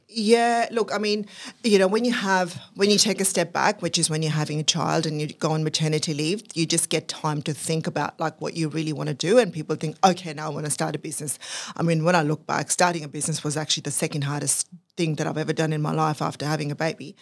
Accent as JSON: {"language": "English", "country": "Pakistan", "tie": "born or raised there", "moved": "as an adult", "lives_now": "Australia", "said": "I was actually born and brought up in Pakistan"}